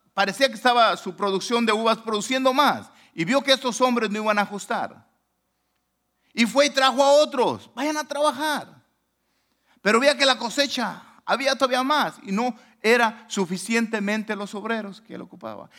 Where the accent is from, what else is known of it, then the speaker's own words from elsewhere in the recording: Manalisco, Jalisco, Mexico; now in Long Beach, United States; mi pueblo se llama Manalisco